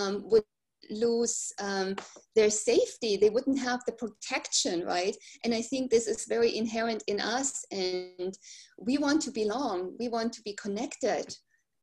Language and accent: English; Germany; moved away as an adult; I grew up in Germany, right? And I came here and I raised my kids in this country